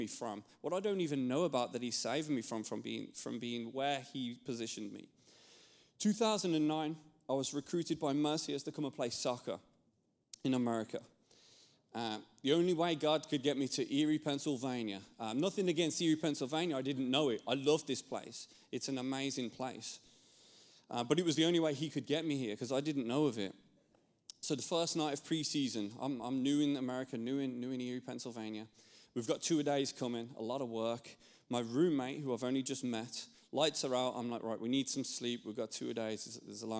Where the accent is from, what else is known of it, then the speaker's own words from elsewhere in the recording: England, United Kingdom; moved away; I'm from England, and I grew up there, and growing up in England